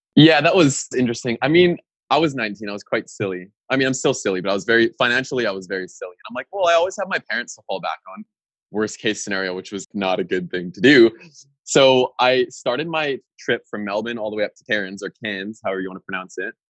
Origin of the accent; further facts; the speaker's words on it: Winnipeg, Manitoba, Canada; moved away as an adult; also born or lived in Australia / Norway; I was raised in Winnipeg, Manitoba